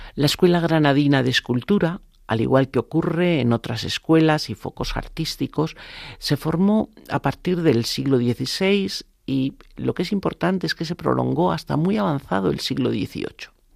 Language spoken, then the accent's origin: Spanish; Spain